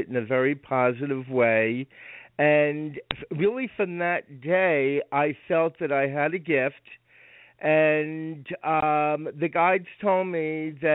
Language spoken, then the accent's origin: English; Rockland County, New York, United States; I was raised in Rockland County, New York